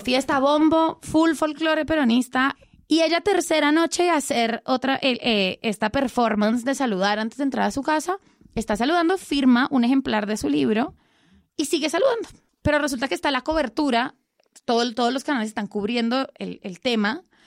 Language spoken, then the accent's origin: Spanish; Colombia; yo soy colombiana